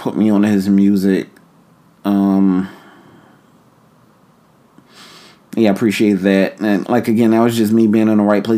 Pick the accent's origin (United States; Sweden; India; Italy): United States; New York; moved away as an adult; also born or lived in Philadelphia; I'm from New York and I lived in Philly